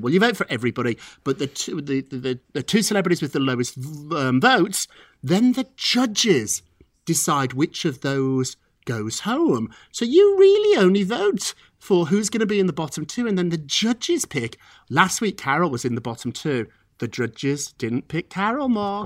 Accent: England, United Kingdom; now in United States; as an Englishman who became an American citizen

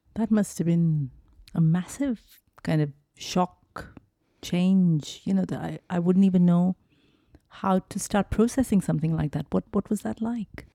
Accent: Mumbai, Maharashtra, India; I grew up in Mumbai as well

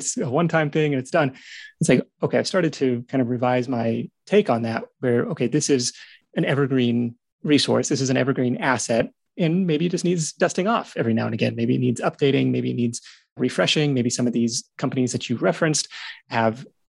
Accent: Pacific Northwest, United States; moved away as an adult; now in California, United States; Great Pacific Northwest, where my wife and I both grew up

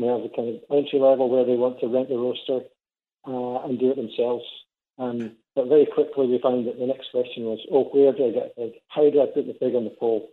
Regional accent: Scotland, United Kingdom; now in St. Catharines, Canada; I'm Scottish

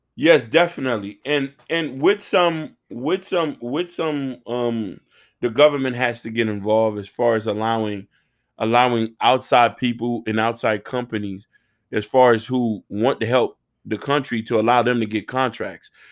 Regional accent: United States; I'm from America

